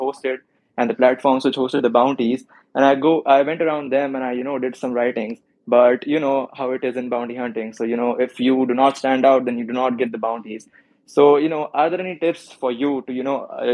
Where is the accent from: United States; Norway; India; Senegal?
India; I am from India.